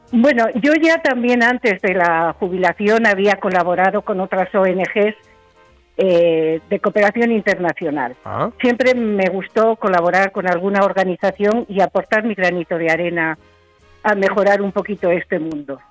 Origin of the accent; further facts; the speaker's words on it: Spain; hacer el trabajo aquí en mi país, aquí en España